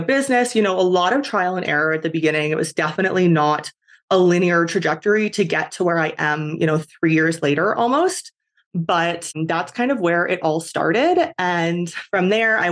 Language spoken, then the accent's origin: English; Canada; moved away as an adult; I am originally from Canada